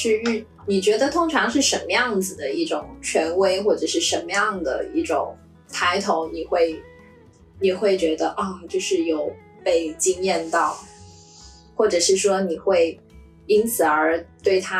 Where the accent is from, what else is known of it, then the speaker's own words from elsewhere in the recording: Shenzhen, Guangdong, China; 因为自己从小在深圳，然后就会觉得说深大超好。